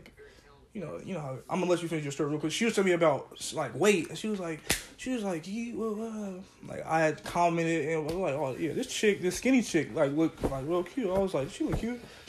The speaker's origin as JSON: {"language": "English", "town": "Portland", "region": "Oregon", "country": "United States"}